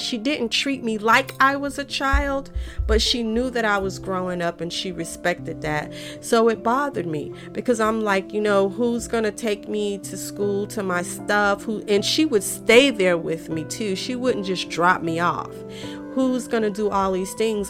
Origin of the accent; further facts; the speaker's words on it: Raleigh, North Carolina, United States; also born or lived in Fuquay-Varina, North Carolina; When we moved from Fuquay, we moved to Raleigh and we was living in this gray house